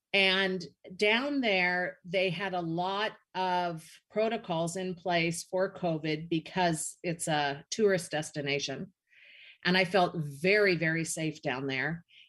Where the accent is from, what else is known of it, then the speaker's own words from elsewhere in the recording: Seattle, Washington, United States; moved away as an adult; also born or lived in Arizona; I am like three blocks away from where I grew up in Seattle.